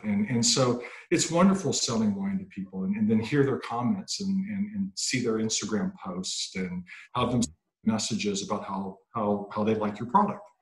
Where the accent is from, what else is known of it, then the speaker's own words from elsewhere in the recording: Mississippi, United States; I'm from Mississippi